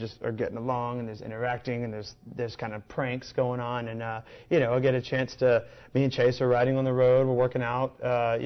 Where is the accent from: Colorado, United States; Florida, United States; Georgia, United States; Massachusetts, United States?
Georgia, United States; Columbus; now in Nashville, United States; Right on the Georgia-Alabama line